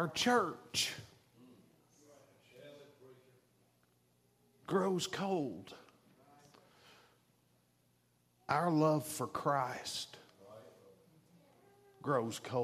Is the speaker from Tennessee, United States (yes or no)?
yes; Chattanooga, Tennessee, United States; I'm from Chattanooga, Tennessee